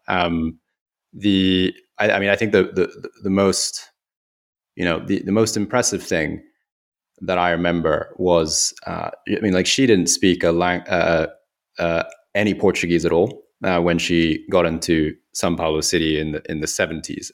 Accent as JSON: {"language": "English", "region": "Kyoto", "country": "Japan", "tie": "born or raised there", "also_born_or_lived": "United Kingdom", "moved": "yes", "said": "in Kyoto where I grew up"}